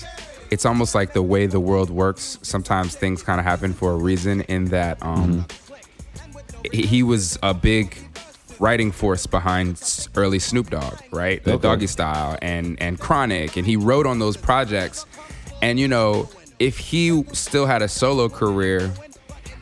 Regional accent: California, United States; I grew up in Cali

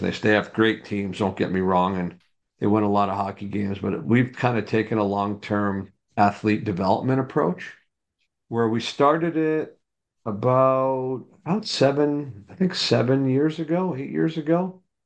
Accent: just outside New York City, United States; moved away as an adult; now in Dallas, United States; I grew up in New York, uh, just outside New York City

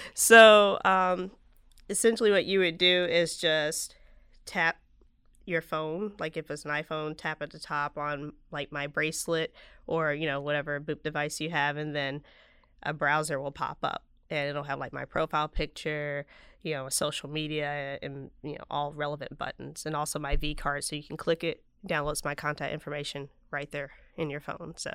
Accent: Vicksburg, Mississippi, United States; moved away as an adult; also born or lived in New Jersey; I'm originally from Vicksburg

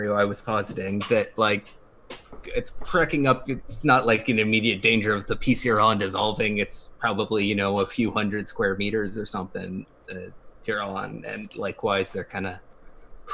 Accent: New England, United States; now in California, United States; I grew up in New England

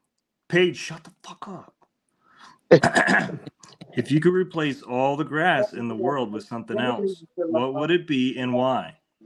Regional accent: the South, United States; I'm from the South.

